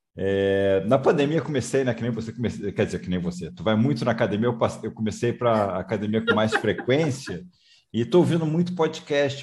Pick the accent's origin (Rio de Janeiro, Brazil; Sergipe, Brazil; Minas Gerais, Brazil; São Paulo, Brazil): Rio de Janeiro, Brazil; moved away; Eu também sou é... carioca, estou morando fora do Rio de Tempo, mas sou carioca